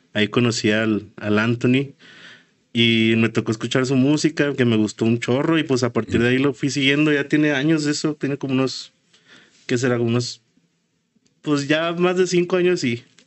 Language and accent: Spanish; Ciudad Juárez, Chihuahua, Mexico; venimos de Juárez